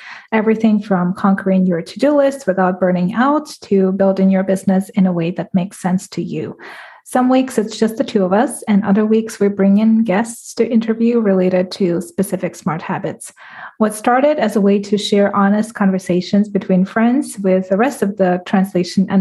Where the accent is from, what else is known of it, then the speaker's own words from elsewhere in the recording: Moscow, Russia; English is a second language; moved away; I grew up in Russia, in Moscow.